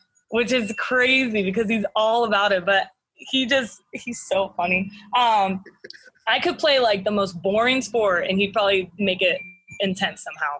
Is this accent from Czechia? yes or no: no; Biarritz, Nouvelle-Aquitaine, France; English is a second language; I'm from the Southwest. So Biarritz is the city I'm from. And it's right on the coast, so it's known for surfing. It's all about beaches and seafood. And I obviously am super thankful to be, you know, from France, but also to be from the beach.